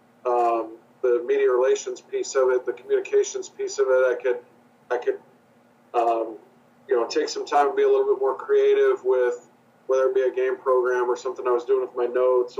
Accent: Nebraska, United States; moved away as an adult; also born or lived in Maryville, Missouri / Salt Lake City, Utah; now in Orlando, United States; I grew up in Nebraska.

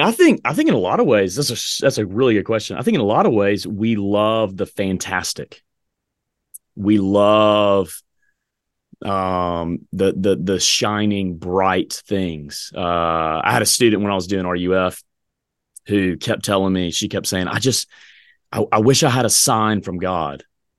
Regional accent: the South, United States; I grew up in the South, man. I mean, look, every restaurant, every home was like buffet, man.

